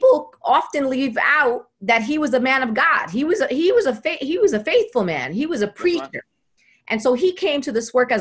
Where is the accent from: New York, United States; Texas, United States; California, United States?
New York, United States; New York City; I am from Brooklyn